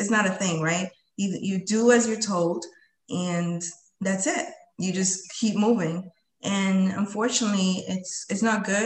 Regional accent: Lowell, Massachusetts, United States; also born or lived in Colombia; I came to this country when I was 7 years old. And we came to, you know, Lowell, Massachusetts. So I'm a fellow, you know, Lowellian

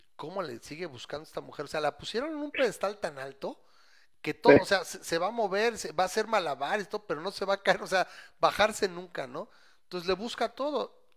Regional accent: Mexico; soy mexicano

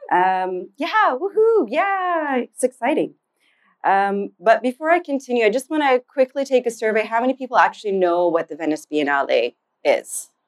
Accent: Saudi Arabia; also born or lived in United Kingdom; now in Canada; I'm Canadian of Yemeni heritage and Zanzibari roots. My parents grew up in Zanzibar. Uh, grew up in Sa- I grew up in Saudi and the UK, and eventually made my way back to Canada to do a fine arts degree.

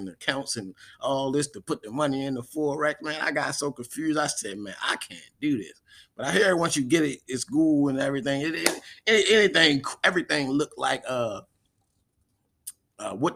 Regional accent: Baltimore, Maryland, United States; also born or lived in Charles County, Maryland; Shout out to my hometown

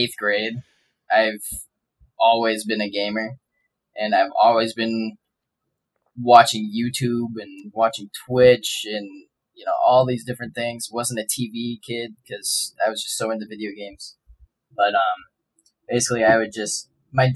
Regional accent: Minnesota, United States; I'm born and raised in Minnesota

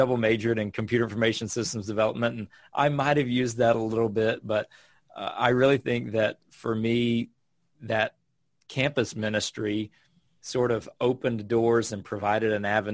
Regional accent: North Carolina, United States; moved away as an adult; also born or lived in Ghana; I grew up in North Carolina living outside

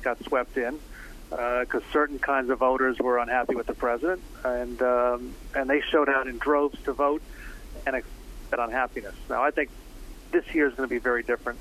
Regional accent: New Jersey, United States; I grew up in South Jersey, where the 3rd District is

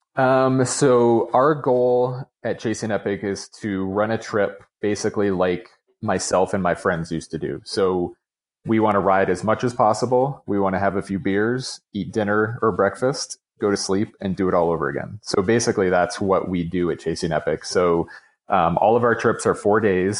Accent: New York, United States; now in Colorado, United States; growing up in New York

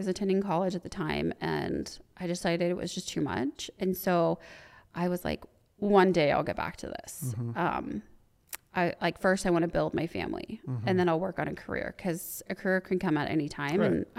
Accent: West Coast, United States; that was totally different from mm-hmm. growing up on the West Coast.

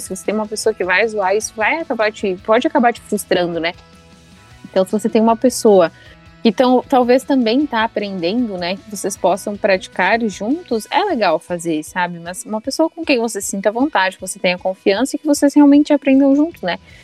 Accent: Brazil; also born or lived in Seattle, United States; eu era brasileira

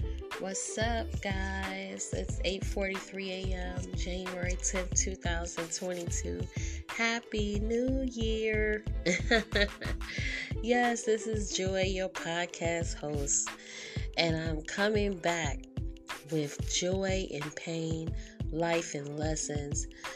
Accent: England, United Kingdom; I'm English. Like, I was born as a Gentile.

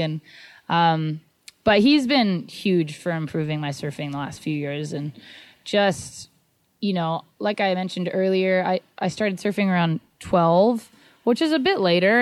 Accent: Santa Barbara, California, United States; I grew up in Santa Barbara, so I grew up surfing Rincon all the time

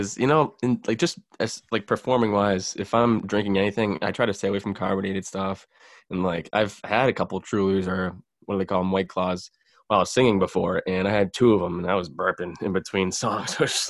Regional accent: Boston, Massachusetts, United States; somebody heard that I was from Boston.

